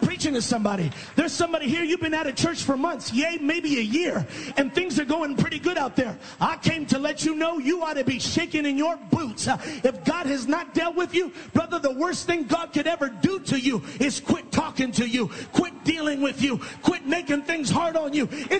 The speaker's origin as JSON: {"language": "English", "region": "California", "country": "United States", "said": "I'm from California. I'm about 3 hours behind, so I got a lot of time."}